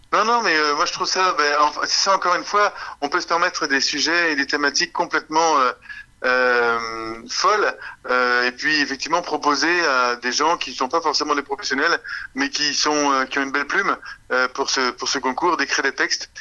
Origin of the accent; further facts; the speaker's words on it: Canada; on est des Canadiens